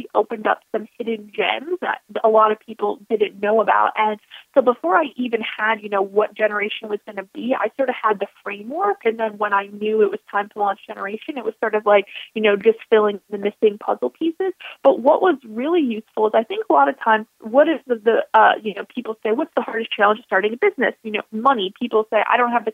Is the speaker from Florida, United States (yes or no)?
no; Buffalo, New York, United States; moved away; I'm originally from Buffalo, New York